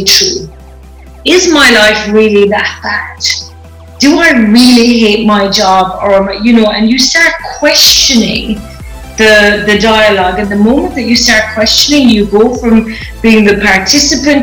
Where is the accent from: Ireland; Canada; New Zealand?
Ireland; moved away as an adult; also born or lived in United Kingdom; now in Los Angeles, United States; I'm Irish, so I have just recently relocated from Ireland to the US